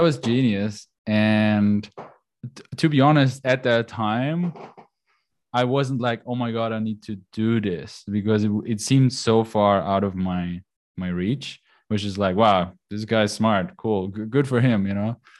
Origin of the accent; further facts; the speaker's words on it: Austria; moved away as an adult; I'm Austrian. So, I grew up in Austria. I grew up on the countryside.